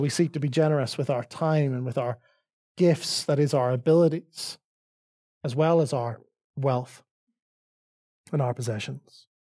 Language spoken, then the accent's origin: English; Northern Ireland, United Kingdom; accent: Northern Irish; now in Dublin, Ireland; my Northern Irish accent